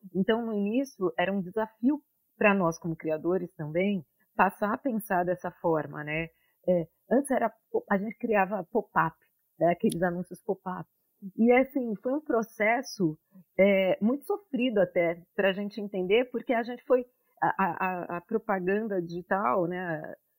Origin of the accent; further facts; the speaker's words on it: Santos, São Paulo, Brazil; moved away as an adult; now in New York, United States; Eu sou de Santos